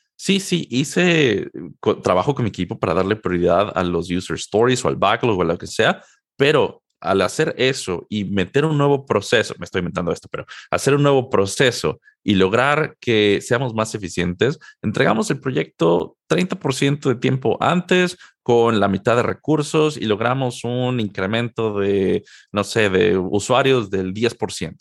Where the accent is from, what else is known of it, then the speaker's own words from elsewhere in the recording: Mexico City, Mexico; moved away as an adult; also born or lived in Durham, North Carolina, United States / San Jose, California, United States; now in Seattle, United States; Yo soy originario de la Ciudad de México. Nací y crecí en, México prácticamente toda mi vida